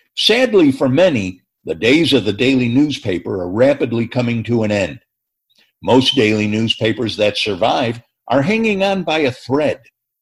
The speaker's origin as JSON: {"language": "English", "town": "Chicago", "region": "Illinois", "country": "United States", "tie": "born or raised there", "moved": "yes", "lives_now": "Bloomington, United States", "said": "I grew up in Chicago at a time when more than half a dozen daily papers thrived."}